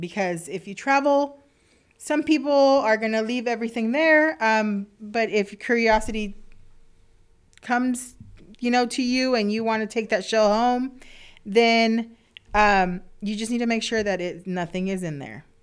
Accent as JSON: {"language": "English", "region": "South Texas", "country": "United States", "also_born_or_lived": "Alaska", "moved": "as an adult", "said": "I'm originally from South Texas, and South Padre Island was an hour away from me"}